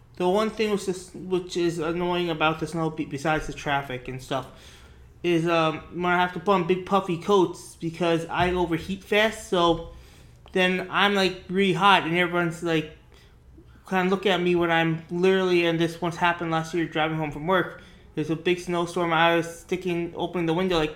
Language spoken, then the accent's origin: English; New York, United States; growing up in New York